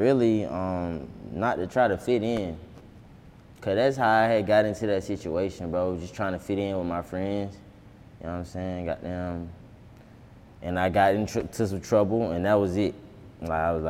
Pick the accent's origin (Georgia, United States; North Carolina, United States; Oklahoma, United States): Georgia, United States; Atlanta; growing up on Boulevard was just, like, bro, this shit was just hell